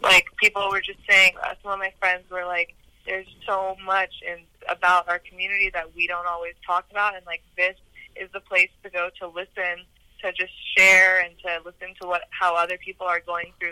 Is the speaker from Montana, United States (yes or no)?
no; Los Angeles, California, United States; also born or lived in Santa Barbara, California; coming back to L.A.